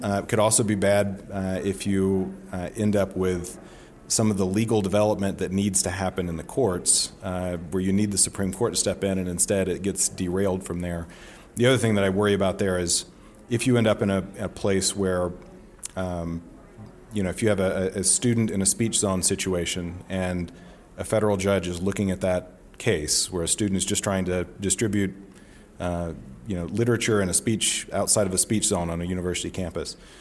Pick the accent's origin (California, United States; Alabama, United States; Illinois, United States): Alabama, United States; rural Northeast; moved away; I go back home to Alabama and no one's on Twitter. and it's not a thing, um, in my hometown in, in, you know, rural Northeast Alabama